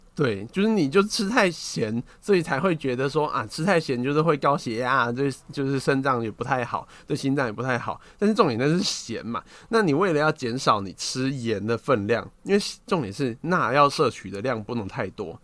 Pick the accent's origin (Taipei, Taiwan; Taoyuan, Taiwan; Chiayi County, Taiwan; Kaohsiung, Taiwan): Kaohsiung, Taiwan; 你像我高雄人